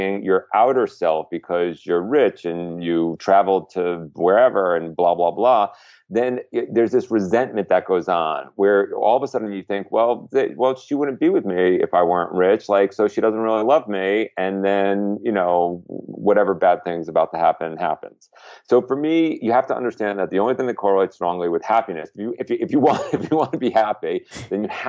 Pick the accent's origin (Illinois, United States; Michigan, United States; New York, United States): New York, United States; as a New Yorker